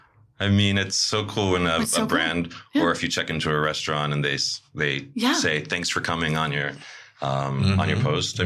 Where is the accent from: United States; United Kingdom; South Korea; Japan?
United States; New York City, New York; Especially as a New Yorker. No New Yorker likes to be talked at.